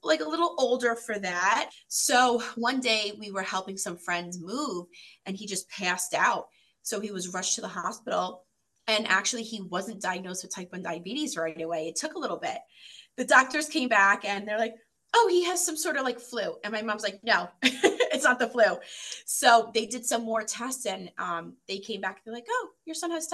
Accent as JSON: {"language": "English", "region": "New York", "country": "United States", "moved": "as an adult", "lives_now": "Michigan, United States", "said": "I live in Michigan and I've been here for about 7 years, originally from New York"}